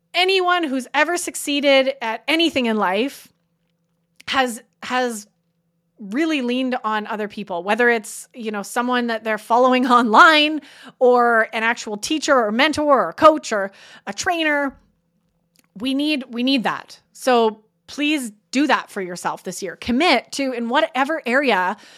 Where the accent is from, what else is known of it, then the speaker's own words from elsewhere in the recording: Canada; I'm Canadian